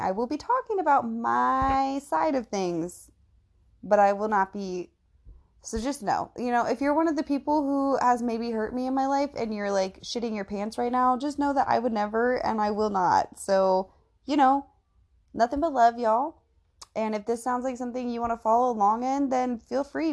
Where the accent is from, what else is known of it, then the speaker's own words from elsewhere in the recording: Indiana, United States; I am from Indiana